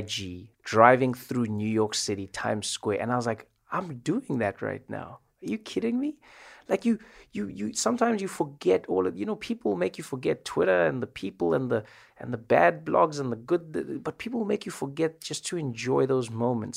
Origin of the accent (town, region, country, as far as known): South Africa; moved away as an adult; now in United States